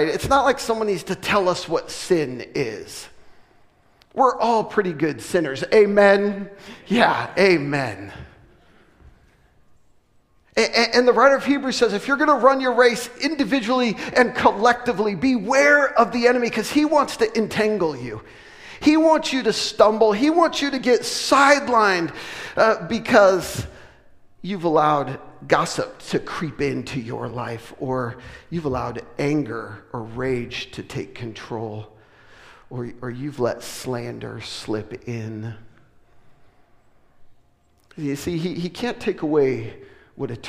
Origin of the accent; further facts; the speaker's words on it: West Coast, United States; moved away; we're from the West Coast originally